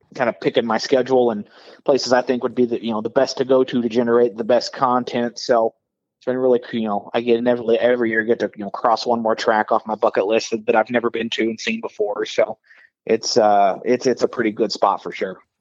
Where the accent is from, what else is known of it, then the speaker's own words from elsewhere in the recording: Southern Illinois, United States; moved away as an adult; also born or lived in Iowa / Charlotte; growing up in Illinois